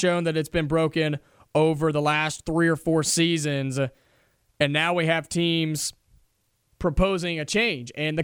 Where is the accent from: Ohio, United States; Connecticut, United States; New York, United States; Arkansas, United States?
Ohio, United States; I grew up in Ohio